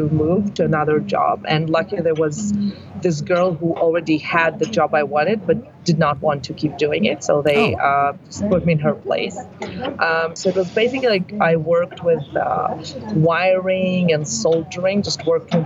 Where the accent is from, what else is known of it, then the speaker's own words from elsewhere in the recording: Tel Aviv, Tel Aviv District, Israel; also born or lived in Ukraine / Denmark / United States; I grew up in Tel Aviv